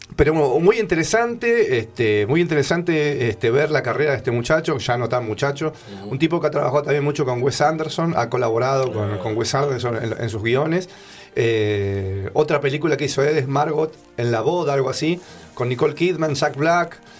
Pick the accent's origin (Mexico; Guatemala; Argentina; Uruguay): Argentina; Buenos Aires; yo que soy porteño, que anduve mucho por, por viví toda mi vida en Buenos Aires